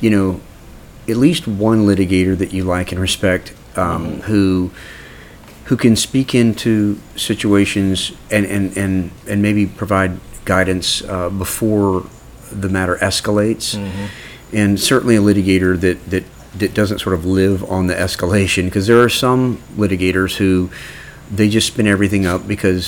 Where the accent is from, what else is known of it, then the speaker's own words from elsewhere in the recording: Orlando, Florida, United States; I grew up in Orlando. You know, I went to Winter Park High School and grew up in Orlando.